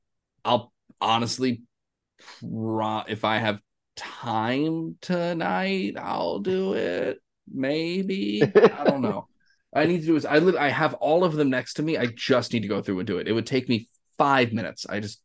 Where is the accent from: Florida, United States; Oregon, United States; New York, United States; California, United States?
Florida, United States; I'm from Florida.